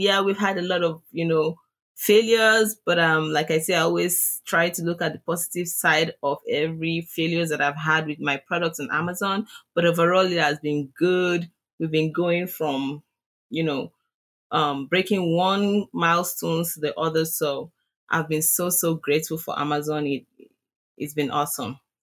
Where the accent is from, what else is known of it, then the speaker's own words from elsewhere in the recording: Nigeria; accent: Nigerian; my Nigerian accent.